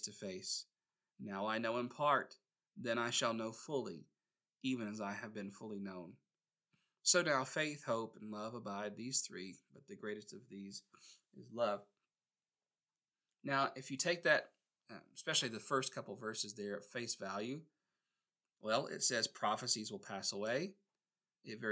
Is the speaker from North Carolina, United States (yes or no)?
yes; Gastonia, North Carolina, United States; my hometown in Gastonia, North Carolina